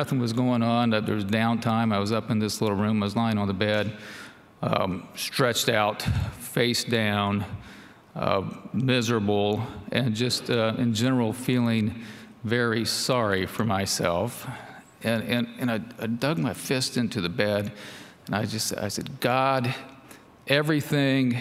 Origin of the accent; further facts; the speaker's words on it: Florence, Kentucky, United States; I grew up in Florence, as Summer mentioned, not too far north of here